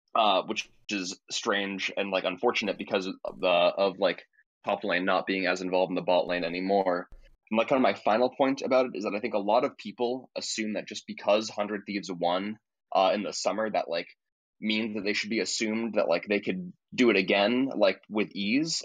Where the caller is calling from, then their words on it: upstate New York, United States; also born or lived in Boston; I'm calling from upstate New York.